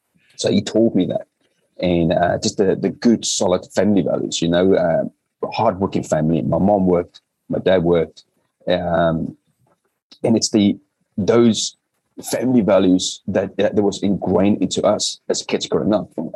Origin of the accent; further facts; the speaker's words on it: South Africa; moved away as an adult; also born or lived in United Kingdom; Growing up in South Africa, it was a very unique environment to be growing up